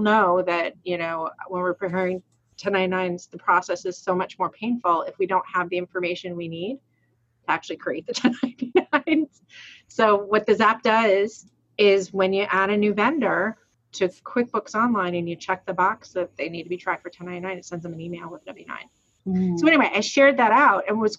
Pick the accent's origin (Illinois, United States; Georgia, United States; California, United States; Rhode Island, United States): Rhode Island, United States; I'm from Rhode Island, but I do pronounce my R's